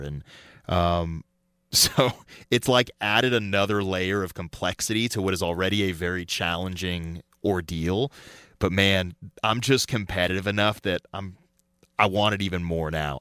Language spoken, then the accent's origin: English; Colorado, United States; growing up in Colorado, snow caving, skiing